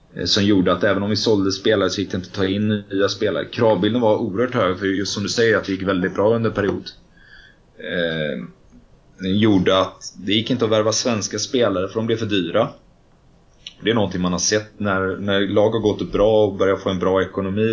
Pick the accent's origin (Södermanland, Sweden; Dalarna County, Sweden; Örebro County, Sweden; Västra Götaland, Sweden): Västra Götaland, Sweden; Gothenburg; moved away as an adult; now in Stockholm, Sweden; komma till Stockholm som göteborgare eh, var också svårt.